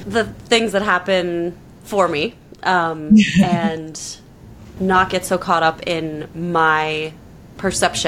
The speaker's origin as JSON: {"language": "English", "region": "New York", "country": "United States", "tie": "born or raised there", "said": "As a New Yorker"}